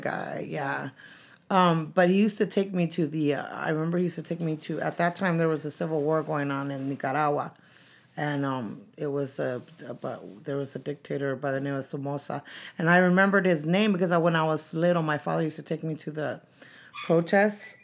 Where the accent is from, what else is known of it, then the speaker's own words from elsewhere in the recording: San Francisco, California, United States; also born or lived in San Diego; when I was two, we moved to San Francisco to the Mission District. And, um, uh, I went to school there